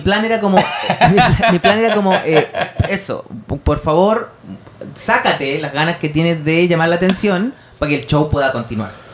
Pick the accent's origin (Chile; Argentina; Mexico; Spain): Chile; no soy tampoco de Bangladesh, soy de Chile